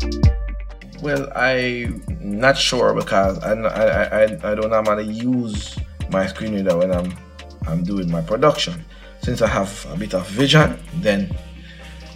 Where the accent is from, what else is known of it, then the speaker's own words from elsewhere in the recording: Saint Elizabeth, Jamaica; also born or lived in Kingston; I was born in St. Elizabeth.